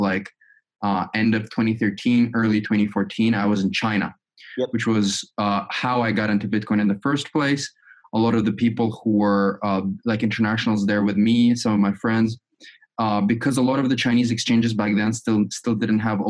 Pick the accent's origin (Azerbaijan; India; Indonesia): Azerbaijan; moved away as an adult; also born or lived in United States; I'm originally from Azerbaijan